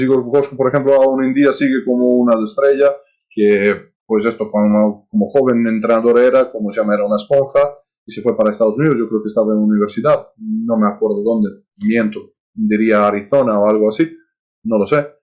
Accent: Serbia; Spanish is a second language; moved away as an adult; also born or lived in United States; now in Spain; gente de mi país

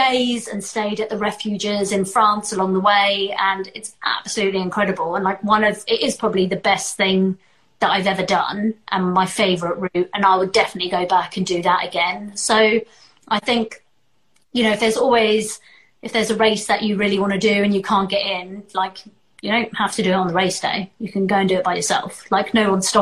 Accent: South Africa; I was born in South Africa

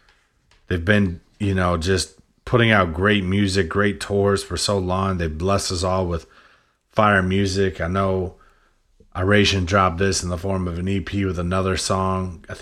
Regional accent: New Hampshire, United States; Mount Washington, dude. I'm definitely from New Hampshire.

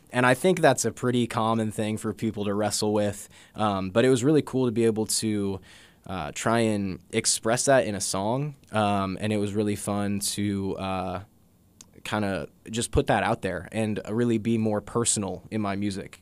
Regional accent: Jefferson City, Missouri, United States; I grew up in Jeff City, uh, born and raised

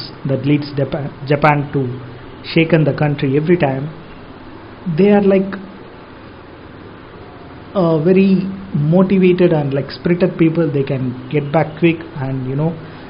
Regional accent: India; as an Indian

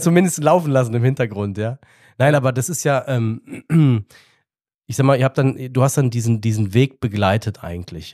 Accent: Darmstadt, Hesse, Germany; Ich bin da geboren

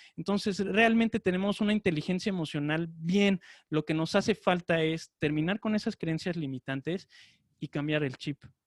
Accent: Mexico; ya no nos afecta como mexicanos

